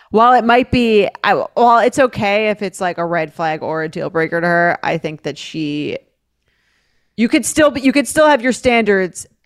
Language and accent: English; New York City, New York, United States; I'm from New York City. I'm in grad school for in the Midwest